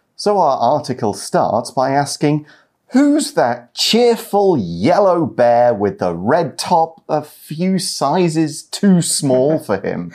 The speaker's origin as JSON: {"language": "English", "town": "Nottingham", "region": "East Midlands", "country": "United Kingdom", "tie": "born or raised there", "moved": "as an adult", "said": "my hometown is Nottingham. Mm -hmm. It's a city in the middle of England."}